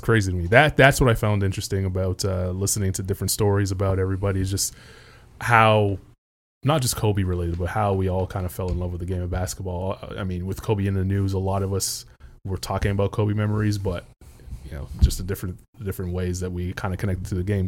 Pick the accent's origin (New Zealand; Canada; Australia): Canada; growing up in Canada